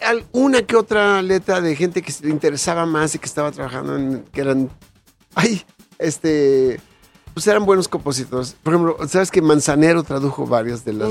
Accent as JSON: {"language": "Spanish", "country": "Mexico", "said": "soy mexicano"}